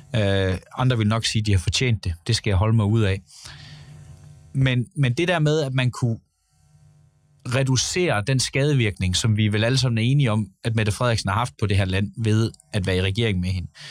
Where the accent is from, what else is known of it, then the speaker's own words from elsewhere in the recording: Gøl, North Denmark Region, Denmark; Jeg kommer selv fra Gøl, en minkavler by.